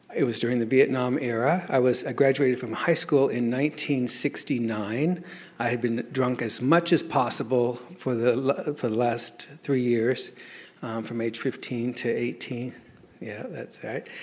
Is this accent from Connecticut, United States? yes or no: no; Lawton, Oklahoma, United States; also born or lived in Denver, Colorado; I was born in Denver, but I was raised in um, Lawton, Fort Sill, Oklahoma